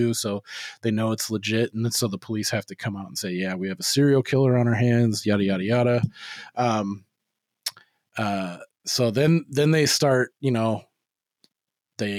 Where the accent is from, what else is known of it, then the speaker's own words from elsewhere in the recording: Turlock, California, United States; I grew up in Turlock